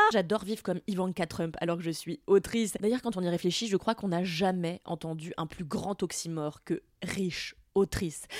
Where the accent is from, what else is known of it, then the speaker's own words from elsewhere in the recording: France; mon anglais est bon, on pourrait même le qualifier d'extraordinaire pour une française